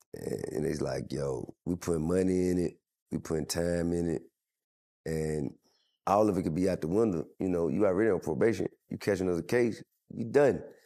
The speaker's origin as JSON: {"language": "English", "town": "Atlanta", "region": "Georgia", "country": "United States", "said": "I'm from Atlanta"}